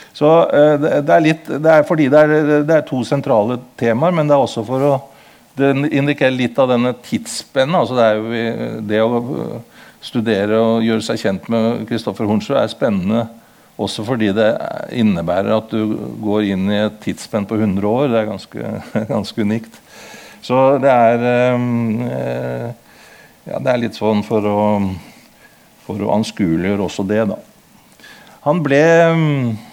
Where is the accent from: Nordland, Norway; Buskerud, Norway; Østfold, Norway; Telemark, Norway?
Buskerud, Norway; Kongsberg; also born or lived in Modum / Horten; Jeg er født på Modum, og jeg vokste opp i Kongsberg